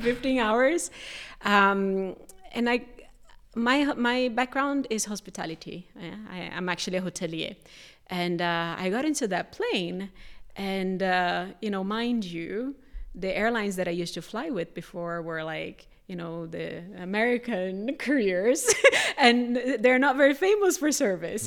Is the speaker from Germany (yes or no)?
no; Brazil; moved away; I'm from Brazil.